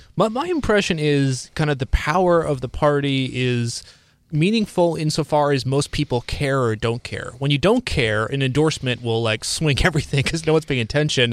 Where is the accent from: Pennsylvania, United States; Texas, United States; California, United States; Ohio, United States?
Ohio, United States; Cleveland; I'm from the Cleveland area